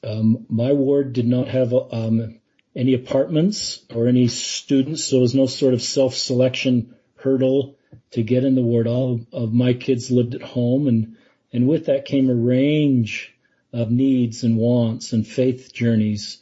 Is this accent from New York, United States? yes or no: no; Salt Lake City, Utah, United States; I grew up in Salt Lake City.